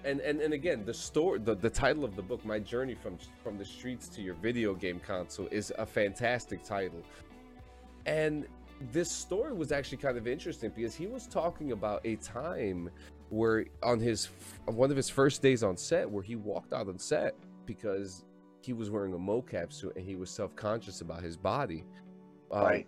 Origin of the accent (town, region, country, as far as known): New Jersey, United States; born or raised there